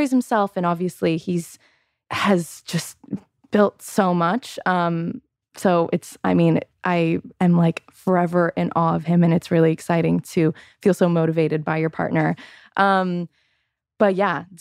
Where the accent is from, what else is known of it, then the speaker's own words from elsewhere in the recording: Chicago, Illinois, United States; moved away as an adult; now in Los Angeles, United States; I was born in Chicago